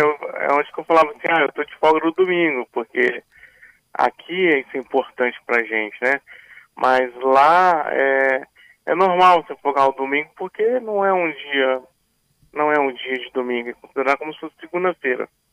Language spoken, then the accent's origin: Portuguese; Vitória, Espírito Santo, Brazil; moved away as an adult; also born or lived in Dubai / Italy; eu voltei ao Brasil, voltei para Vitória